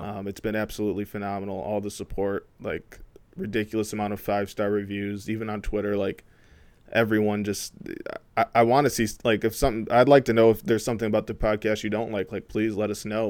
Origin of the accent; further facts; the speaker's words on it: Flint, Michigan, United States; also born or lived in Ypsilanti; a black guy from Flint